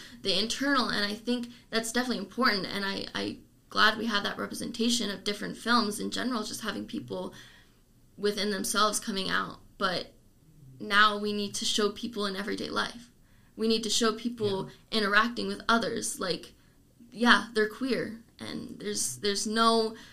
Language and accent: English; Lancaster, United States; moved away; my hometown, there's the Lancaster Coalition